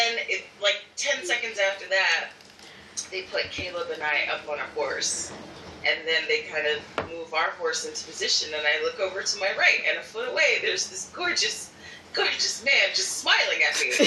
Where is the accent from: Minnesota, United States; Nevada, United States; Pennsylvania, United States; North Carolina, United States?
Pennsylvania, United States; Philadelphia; my hometown in Philadelphia